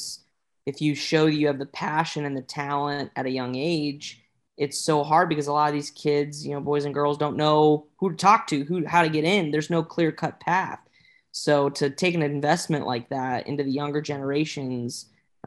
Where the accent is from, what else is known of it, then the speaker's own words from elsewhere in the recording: Indianapolis, Indiana, United States; growing up in Indianapolis